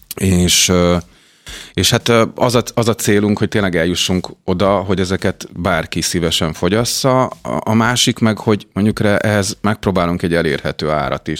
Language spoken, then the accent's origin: Hungarian; Mórahalom, Csongrád-Csanád, Hungary; moved away; Csongrád megye Mórahalomról származom